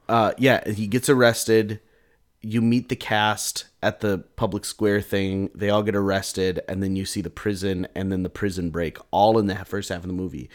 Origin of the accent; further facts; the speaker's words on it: United States; I'm an American